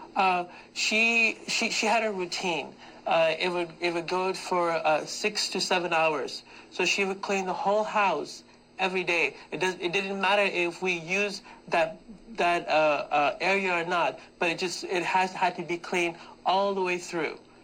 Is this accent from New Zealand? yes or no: no; Pakistan; moved away; I am from Pakistan